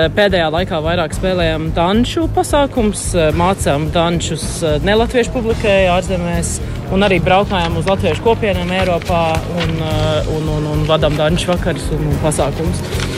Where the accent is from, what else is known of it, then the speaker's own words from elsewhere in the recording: London, United Kingdom; mēs visi esam dzimuši eh, Londonā, uzaugām ārzemēs, uzaugām Londonā kopā.